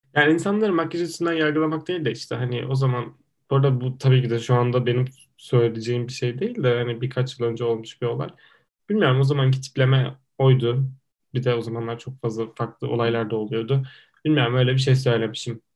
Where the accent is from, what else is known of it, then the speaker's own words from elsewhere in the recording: İzmir, Turkey; ben İzmirliyim